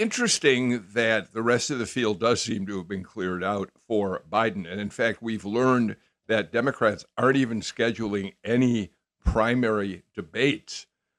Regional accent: Chicago, Illinois, United States; now in Georgia, United States; Say hello to my hometown.

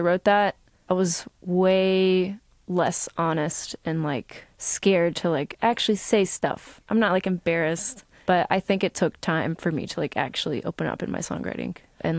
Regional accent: Atlanta, Georgia, United States; growing up in Atlanta, being exposed to all these very diverse situations

